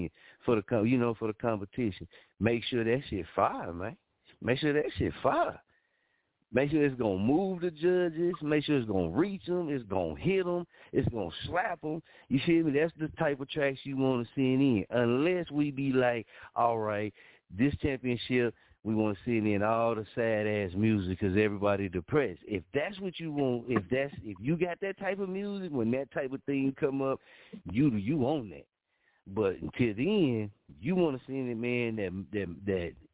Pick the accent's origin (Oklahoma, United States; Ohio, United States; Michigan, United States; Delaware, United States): Oklahoma, United States; Muskogee; here in my hometown.